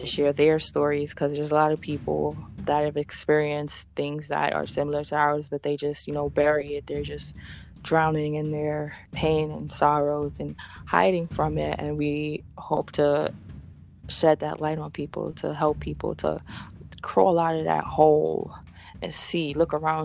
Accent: Dominica; now in New York, United States; I have family in Guadeloupe. I was born in Dominica

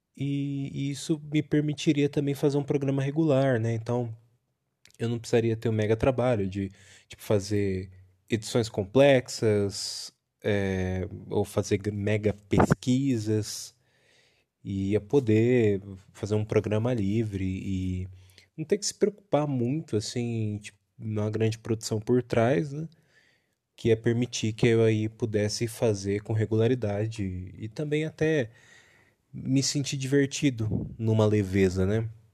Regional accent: countryside near Bauru, São Paulo, Brazil; moved away as an adult; now in Santo André, Brazil; fui criado também no interior, né? Numa cidade próxima a Bauru

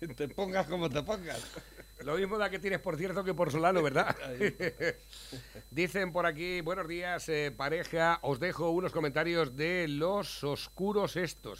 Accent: Spain; nacimos en España y realmente no podemos ser otra cosa

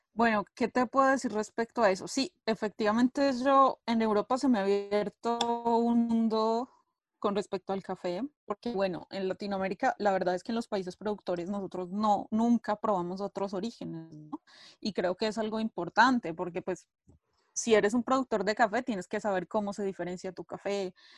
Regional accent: Colombia; now in Italy; soy de Colombia, eh, vivo en Italia hace ya bastante tiempo

